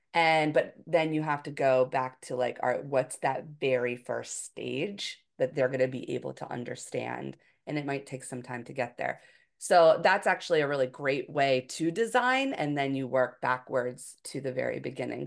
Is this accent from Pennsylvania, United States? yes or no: yes; Philadelphia, Pennsylvania, United States; moved away as an adult; also born or lived in Hawaii; I'm from the Philadelphia area